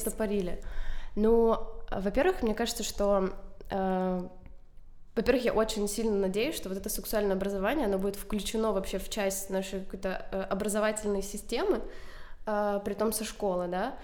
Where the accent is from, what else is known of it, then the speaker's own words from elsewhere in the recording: Chernihiv, Chernihiv Oblast, Ukraine; я из Чернигова, я училась в первой школе.